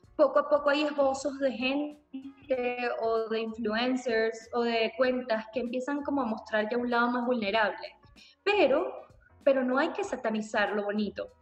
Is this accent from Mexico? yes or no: no; Venezuela; me sentí representada como mujer venezolana